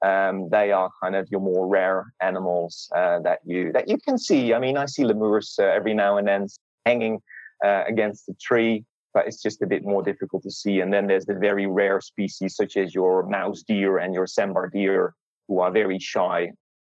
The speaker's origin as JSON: {"language": "English", "country": "Netherlands", "moved": "yes", "lives_now": "Australia", "said": "So I moved from Holland, from the Netherlands, to Australia about 8 years ago."}